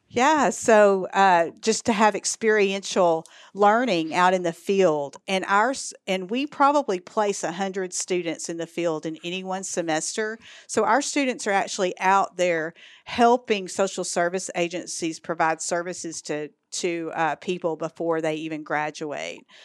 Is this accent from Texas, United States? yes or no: yes; East Texas, United States; accent: Texas; moved away as an adult; also born or lived in Dallas, Texas; now in Arkansas, United States; Born and raised in East Texas, and I moved here from Dallas